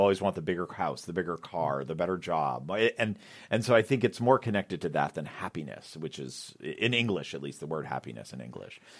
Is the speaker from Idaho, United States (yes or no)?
no; Boston, Massachusetts, United States; moved away; I'm from Boston